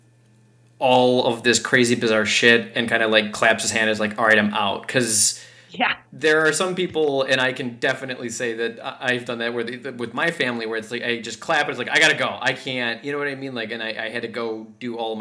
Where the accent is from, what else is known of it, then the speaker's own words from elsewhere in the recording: Wisconsin, United States; that accent, I'm from Wisconsin